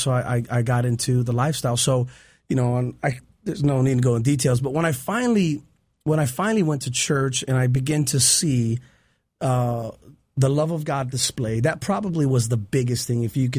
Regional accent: Chicago, Illinois, United States; Chicago. I grew up in Chicago.

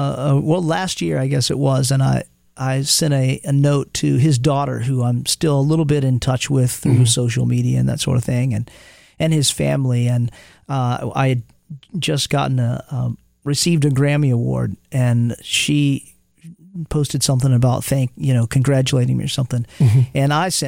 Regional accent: Montgomery, Alabama, United States; also born or lived in Los Angeles, California; now in Nashville, United States; when I was growing up in Montgomery, Alabama

